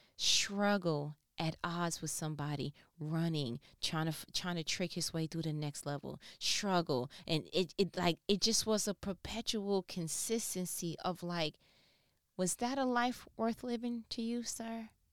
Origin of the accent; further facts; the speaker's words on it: New York, United States; I'm from New York